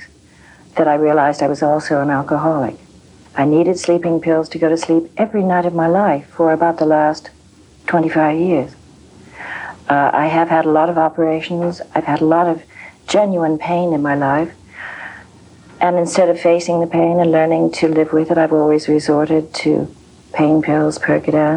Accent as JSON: {"language": "English", "country": "United Kingdom", "said": "I'm British"}